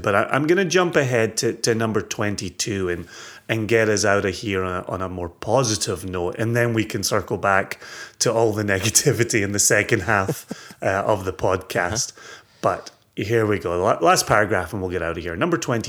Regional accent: Scotland, United Kingdom; As a Scottish person who is emotionally invested in Scottish single malt whiskies

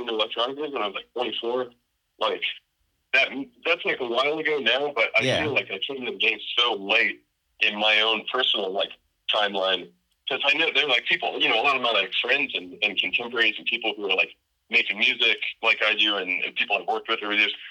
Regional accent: North Miami Beach, Florida, United States; moved away as an adult; now in Austin, United States; I'm from Miami Beach, Florida, originally, North Miami Beach. I lived in Florida like pretty much my whole life

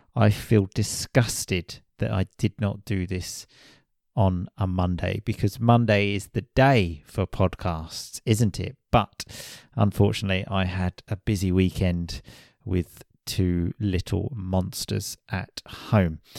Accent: United Kingdom; I am British

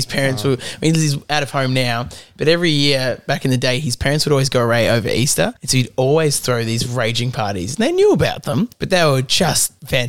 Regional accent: Melbourne, Victoria, Australia; Oh, Melbourne, Australia. Oh, me too. Whereabouts? And he goes, Blackburn. I go, wait a minute, I'm from Blackburn too. Turns out we're two streets away.

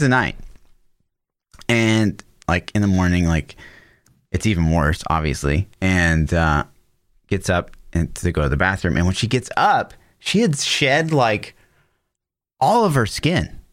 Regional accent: Olathe, Kansas, United States; I, I grew up in Olathe

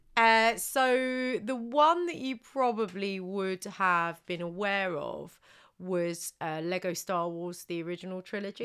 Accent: United Kingdom; we are so British

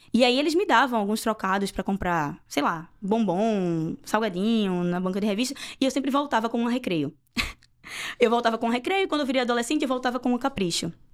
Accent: Recife, Pernambuco, Brazil; moved away as an adult; also born or lived in Olinda / Paulista; now in England; eu nasci no Recife e morei alguns anos em Olinda e alguns anos em Paulista, que são duas cidades aqui da região metropolitana

